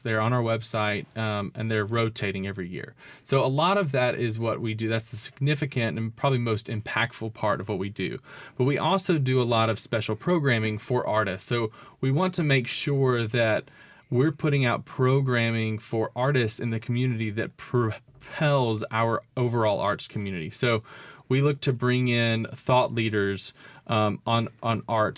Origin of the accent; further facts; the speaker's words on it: Jackson, Mississippi, United States; also born or lived in Starkville, Mississippi; I grew up in Bellhaven